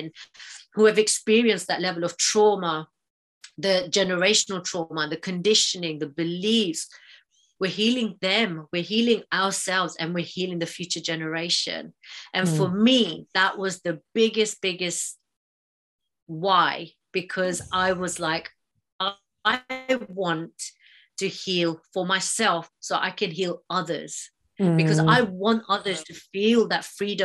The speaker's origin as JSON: {"language": "English", "town": "Mombasa", "region": "Mombasa County", "country": "Kenya", "tie": "born or raised there", "said": "I was born and raised in Mombasa, Kenya"}